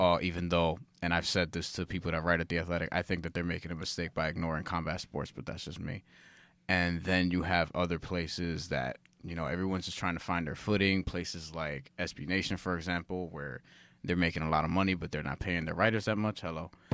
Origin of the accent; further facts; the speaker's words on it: New York, United States; I've always lived in New York. We've always lived in New York